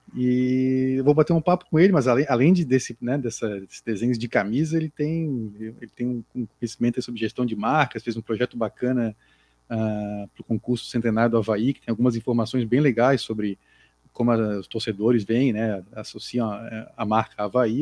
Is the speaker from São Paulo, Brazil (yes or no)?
no; Florianópolis, Santa Catarina, Brazil; also born or lived in Jardim Atlântico, Florianópolis; eu não sou não sou nativo do Jardim Atlântico, né? eu sou do Sacro Limões